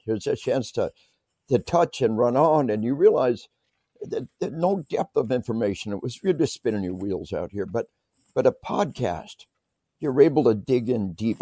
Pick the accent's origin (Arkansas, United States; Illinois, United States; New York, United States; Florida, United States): Arkansas, United States; I tell people we are from Arkansas